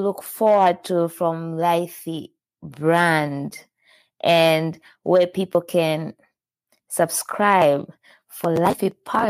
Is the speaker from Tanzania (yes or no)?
yes; Tanzania; I'm from Tanzania